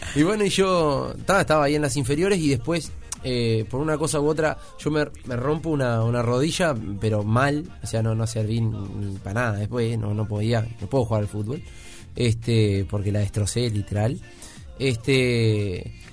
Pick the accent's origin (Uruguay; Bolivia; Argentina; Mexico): Uruguay; San Ramón, Canelones; also born or lived in Montevideo; en San Ramón, en mi pueblo allá